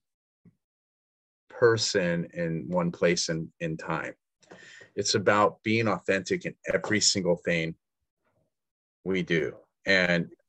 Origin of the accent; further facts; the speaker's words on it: the Northwest, Pacific Northwest, United States; we're like from the Northwest